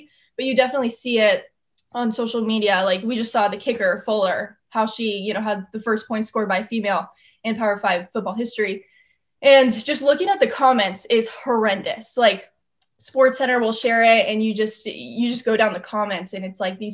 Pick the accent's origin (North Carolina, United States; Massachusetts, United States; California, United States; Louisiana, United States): California, United States; Southern; moved away as an adult; also born or lived in Athens, Ohio; I'm from Southern California. Growing up there, I mean, since I was 4 years old, I had started playing softball